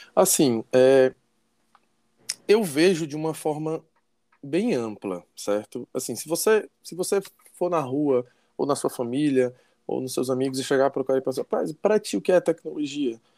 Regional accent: Fortaleza, Ceará, Brazil; accent: cearês; nós somos daqui de, daqui de Fortaleza, no Ceará

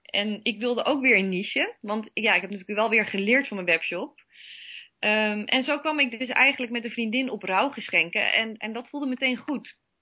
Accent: Netherlands; we zijn toch Nederlanders

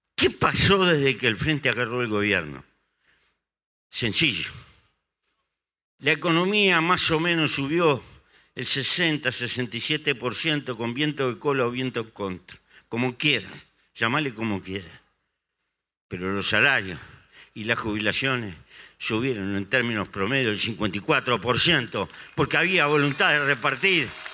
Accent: Uruguay; en el Uruguay nos pasó eso

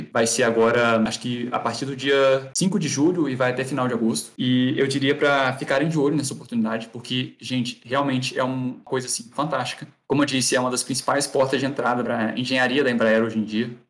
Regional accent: Varginha, Minas Gerais, Brazil; sou, sou o próprio ET Bilu, né, gente. sou de Varginha

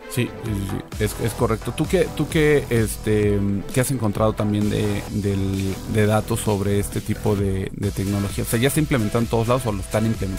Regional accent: Tamaulipas, Mexico; yo soy de Tamaulipas, soy, soy del rancho

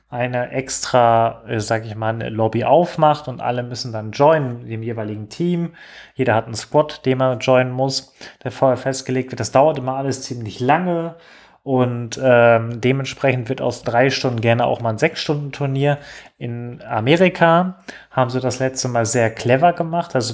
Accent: Germany; wir als Deutsche, die daran teilnehmen, ähm, eine, eine reelle Chance haben

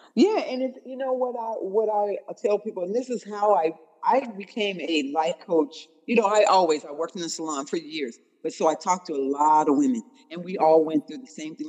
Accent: Tacoma, Washington, United States; We are actually from Tacoma, Washington

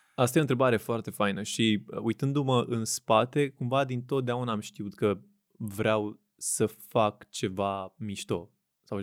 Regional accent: Craiova, Dolj, Romania; moved away as an adult; also born or lived in Bucharest; născut uh-huh. în Craiova, în uh-huh. 93. Um, am copilărit în Craiova până la 18 ani când am venit la facultate la București

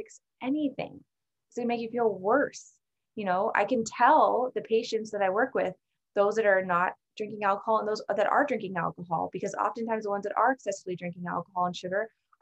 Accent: Alaska, United States; moved away; also born or lived in San Francisco; I'm from Alaska

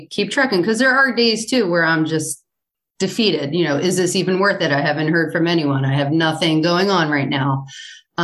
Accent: Northeast, United States; also born or lived in Center City, Philadelphia; now in Havertown, United States; I have always been raised on Wawa. I am from the Northeast, so I know Wawa very well

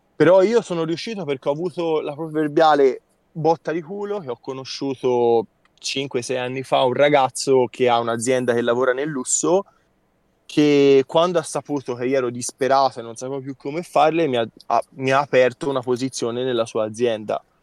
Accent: province of Siena, Tuscany, Italy; provincia di Siena, ah, okay. fra le colline del Chianti

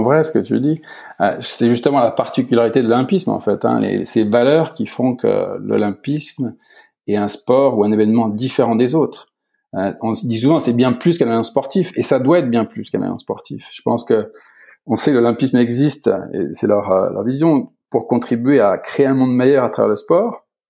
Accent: Beaune, Bourgogne-Franche-Comté, France; moved away as an adult; also born or lived in Italy; je suis à Beaune, dans ma ville natale, en fait, en plein cœur de la Bourgogne

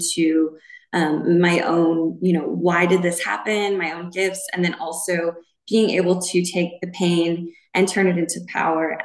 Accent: Montana, United States; And I was raised in Montana.

